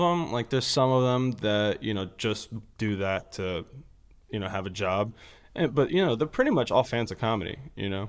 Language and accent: English; Los Angeles, California, United States; I'm from Los Angeles